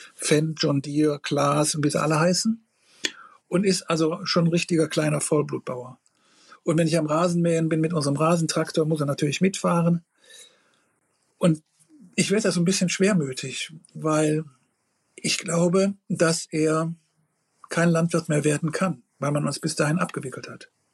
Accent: Rhineland, Germany; bei uns im Rheinland

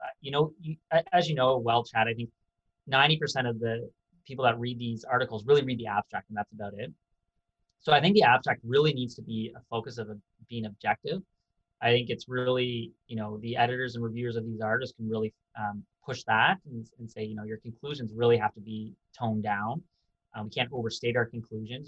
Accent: Canada; also born or lived in United Kingdom / United States; as a Canadian

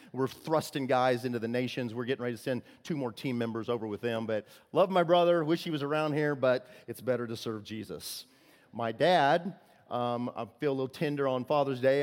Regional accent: Illinois, United States; I'm from Illinois

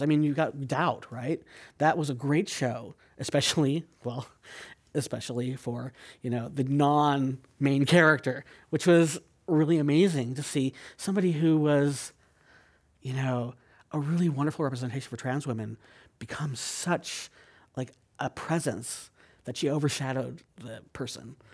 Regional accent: San Jose, California, United States; now in San Francisco, United States; I grew up in San Jose.

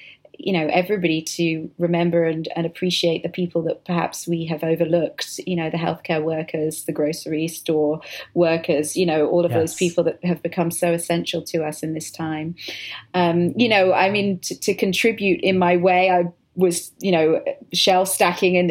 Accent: United Kingdom; I'm being British, but I've worked in an American accent for quite a while

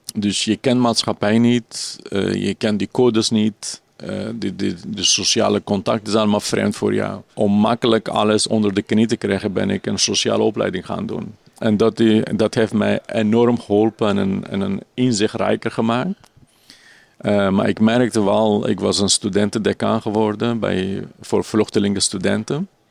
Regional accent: Kurdistan Region, Iraq; Dutch is a second language; also born or lived in Turkey; now in Netherlands; vooral in het noorden van Irak en Koerdistan heb ik gewoond.

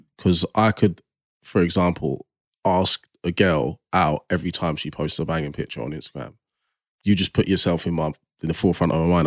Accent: Nigeria; I'm like Nigerian.

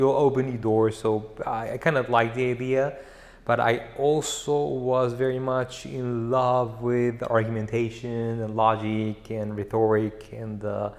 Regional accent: Bogotá, Colombia; moved away as an adult; now in Geneva, Switzerland; I grew up in Bogota, but from my mother's side, they come from a town by the River Magdalena in Colombia

